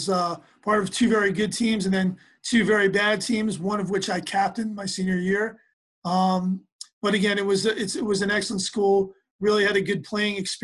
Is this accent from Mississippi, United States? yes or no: no; New York, United States; moved away as an adult; also born or lived in Atlanta, United States; now in Arizona, United States; I grew up playing soccer in New York in a small town